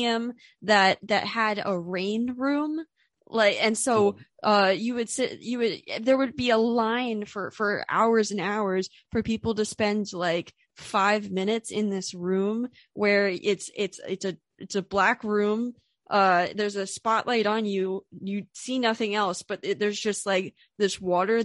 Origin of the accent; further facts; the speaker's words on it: United States; I am a American web designer